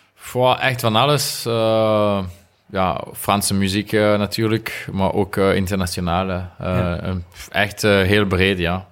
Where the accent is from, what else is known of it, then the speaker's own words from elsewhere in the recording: Remouchamps, Wallonia, Belgium; Dutch is a second language; moved away as an adult; now in Monaco; ik ben van Remouchon en de, de rivier uh, Amblève noemt, ze. Is, is daar, dus als jonge gast, we gingen altijd vissen